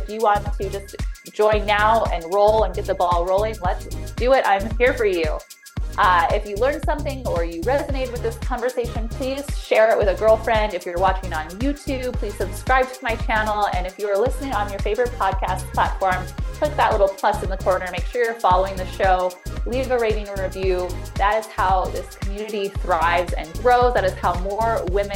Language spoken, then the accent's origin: English; Illinois, United States; also born or lived in Chicago / San Diego; now in Montana, United States; I grew up in Illinois